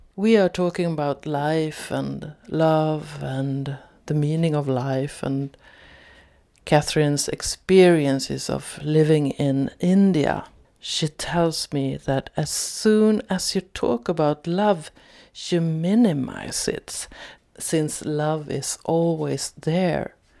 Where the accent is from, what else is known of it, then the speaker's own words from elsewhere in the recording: Sweden; I'm from Sweden